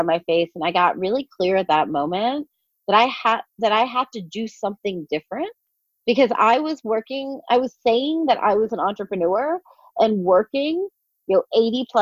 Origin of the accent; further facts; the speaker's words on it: New York City, New York, United States; I'm from New York City